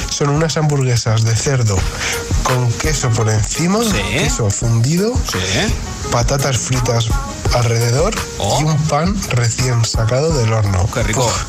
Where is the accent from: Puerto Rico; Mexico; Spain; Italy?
Spain; Seville, Andalusia; de aquí de Sevilla.